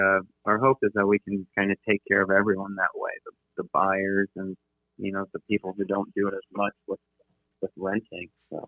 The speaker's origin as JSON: {"language": "English", "town": "San Antonio", "region": "Texas", "country": "United States", "tie": "born or raised there", "moved": "yes", "said": "I grew up in San Antonio"}